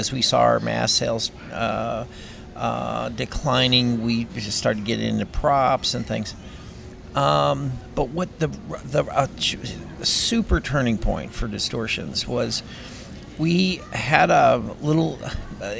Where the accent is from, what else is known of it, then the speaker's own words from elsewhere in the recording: Long Grove, Illinois, United States; I was just a goofy kid growing up in Long Grove, Illinois